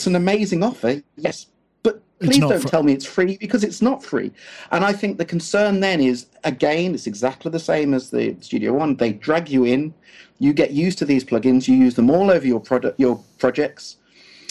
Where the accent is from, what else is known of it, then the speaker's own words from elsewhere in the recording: United Kingdom; we're British